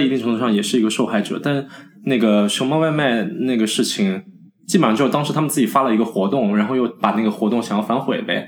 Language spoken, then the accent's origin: Chinese; China; now in United States; 我们中国人